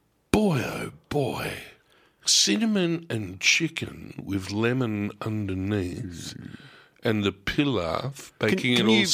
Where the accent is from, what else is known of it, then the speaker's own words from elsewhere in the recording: Bronx, New York, United States; Hey, I'm right. I'm from the Bronx, okay? Don't mess with me.